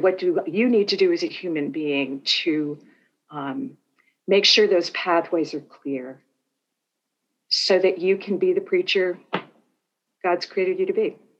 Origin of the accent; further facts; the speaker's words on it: Northeast, United States; moved away as an adult; also born or lived in Minnesota; now in Atlanta, United States; I'm from the Northeast in the US.